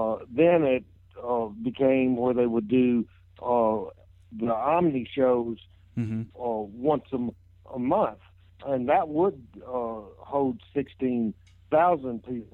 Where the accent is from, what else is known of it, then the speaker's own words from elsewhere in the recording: Jonesboro, Arkansas, United States; in Jonesboro, my hometown